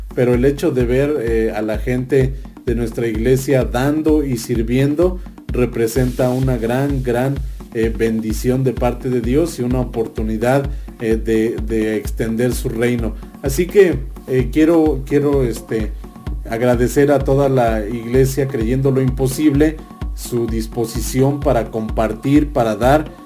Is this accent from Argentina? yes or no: no; Mexico; como República Mexicana o como país, como nación que somos, como México